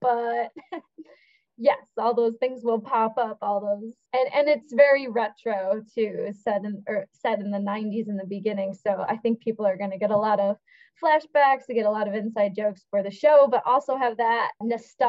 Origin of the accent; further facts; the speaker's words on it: Lockport, New York, United States; I grew up in Lockport. So I say I'm a Buffalo native in a way, north, very north Buffalo